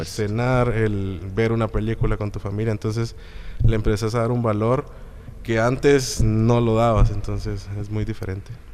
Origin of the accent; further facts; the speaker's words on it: Guatemala; soy guatemalteco